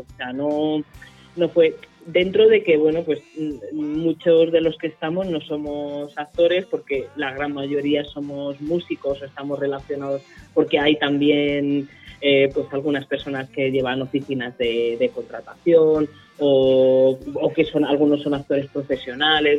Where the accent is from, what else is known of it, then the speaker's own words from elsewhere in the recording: Pinto, Community of Madrid, Spain; yo soy de Pinto